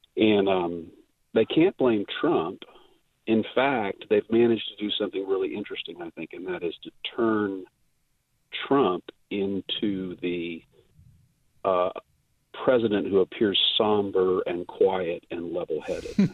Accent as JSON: {"language": "English", "country": "United States", "also_born_or_lived": "Buford, Georgia", "said": "as an American woman, not a hyphenated American, but a real American"}